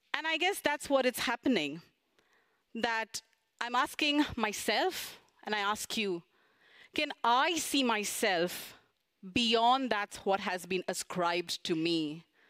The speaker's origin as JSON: {"language": "English", "country": "India", "moved": "as an adult", "lives_now": "Japan", "said": "back in India, which is my home country"}